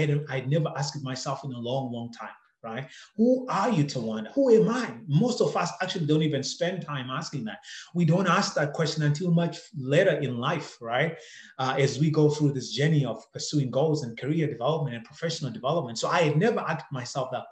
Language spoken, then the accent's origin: English; Zimbabwe; moved away as an adult; now in Canada; I grew up in Zimbabwe, and growing up in Zimbabwe